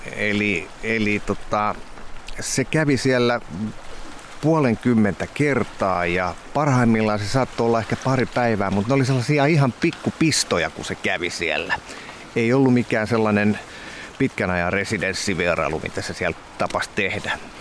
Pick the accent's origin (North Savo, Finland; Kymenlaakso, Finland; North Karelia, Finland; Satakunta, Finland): Kymenlaakso, Finland; Kotka; mä oon Kotkan poika ja lapsuuteni vietin Kymioella tuolla vähän alempaa